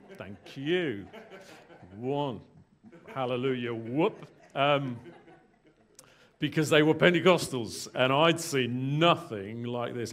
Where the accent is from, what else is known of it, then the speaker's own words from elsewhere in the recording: England, United Kingdom; moved away as an adult; also born or lived in London / Bangor, Wales; now in South Wales, United Kingdom; I was born in England